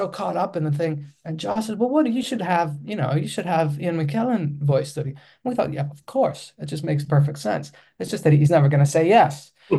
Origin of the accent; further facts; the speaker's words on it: Athens, Attica, Greece; English is a second language; I come from Athens, Greece, and Greece is a small country. And I grew up in a small suburb in Athens, and I'm speaking a different language